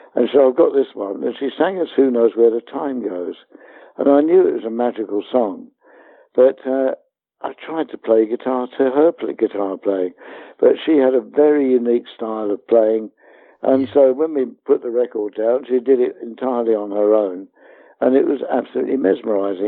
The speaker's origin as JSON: {"language": "English", "town": "Hounslow", "region": "London", "country": "United Kingdom", "said": "We came from Hounslow"}